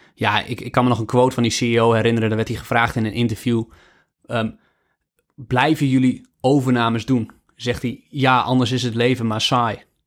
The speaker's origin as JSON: {"language": "Dutch", "country": "Netherlands", "said": "als Nederlander"}